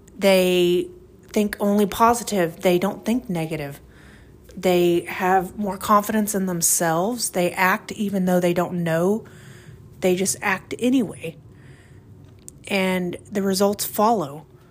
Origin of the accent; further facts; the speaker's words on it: Oklahoma, United States; I'm from Oklahoma, and the wind is crazy out here